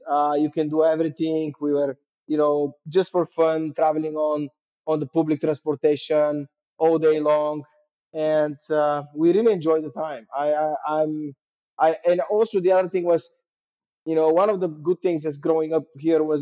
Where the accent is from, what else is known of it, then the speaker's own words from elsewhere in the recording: Sofia, Sofia City, Bulgaria; English is a second language; the 90s, when I was growing up, were uh, very interesting times because obviously socialism ended uh, in 89 and the country was in this kind of uh, upbeat trajectory going up